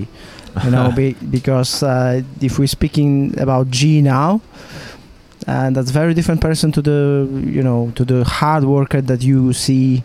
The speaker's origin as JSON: {"language": "English", "country": "Poland", "tie": "born or raised there", "moved": "yes", "lives_now": "Monaco", "said": "I was born in Poland"}